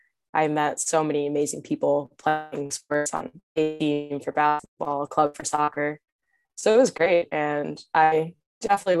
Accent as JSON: {"language": "English", "town": "Matawan", "region": "New Jersey", "country": "United States", "tie": "born or raised there", "said": "I grew up in Mattawan, so it was still a very diverse town"}